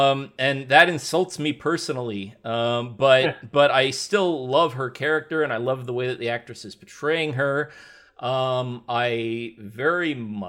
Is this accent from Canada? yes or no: yes; Canada; Well, hey, now, man, listen here, man. I'm a Canadian.